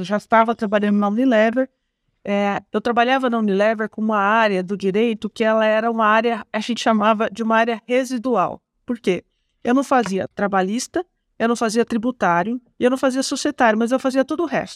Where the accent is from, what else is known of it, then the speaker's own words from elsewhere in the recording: Penápolis, São Paulo, Brazil; accent: Porta Porteira (interior São Paulo); moved away; sou do interior do estado de São Paulo, Otávio. Eu sou de Penápolis